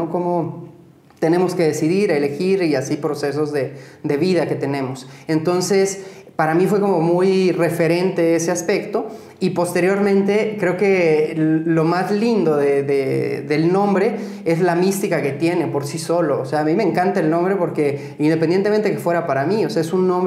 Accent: Pátzcuaro, Michoacán, Mexico; Soy de Pátzcuaro, sí.

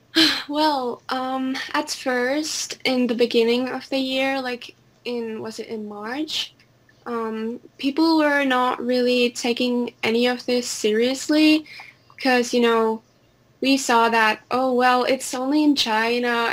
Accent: Helsinki, Uusimaa, Finland; I am a girl from Finland, Helsinki. I live in the capital

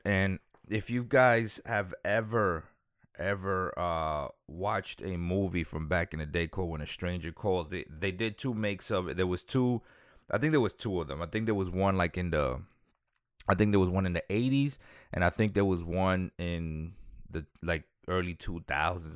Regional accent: New York City, New York, United States; also born or lived in Dominican Republic; I'm from Dominican Republic, but I grew up in Queens.

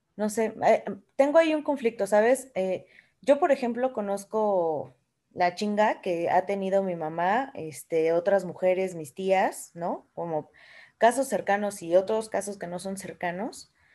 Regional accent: Mexico; Como mexicana

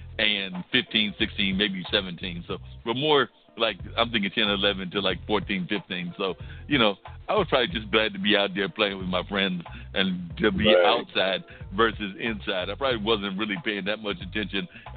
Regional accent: Warrenton, North Carolina, United States; I remember growing up in Warrenton, North Carolina

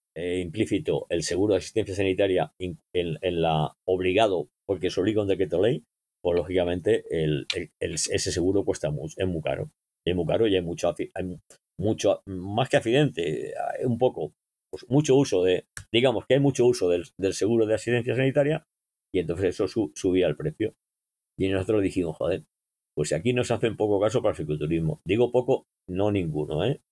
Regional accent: Almagro, Castilla-La Mancha, Spain; now in Madrid, Spain; Vivo en Madrid, pero soy manchego de, nacimiento en Almagro

